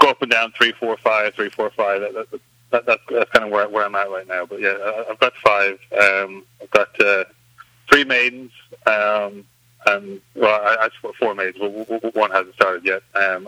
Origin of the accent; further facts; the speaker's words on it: Ireland; moved away as an adult; now in United States; Growing up in Ireland, it's a much more kind of rural setting, so there was always horses around, I grew up show jumping and hunting